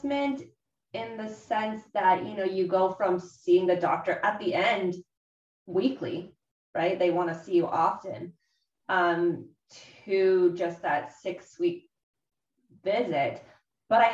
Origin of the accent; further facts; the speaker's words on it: Southern California, United States; moved away as an adult; also born or lived in Bay Area; I moved there from, you know, my hometown in Southern California